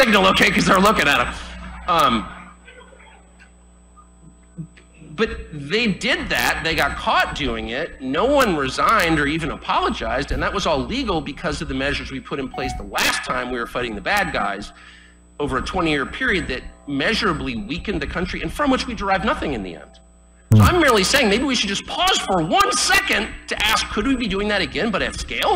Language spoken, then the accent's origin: English; United States; I am an American. I was born here. I will die here.